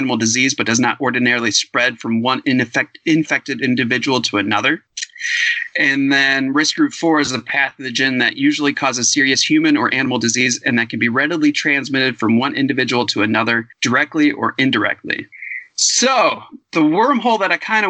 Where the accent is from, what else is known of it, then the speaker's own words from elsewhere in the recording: Cleveland, Ohio, United States; accent: Cleveland; my Cleveland accent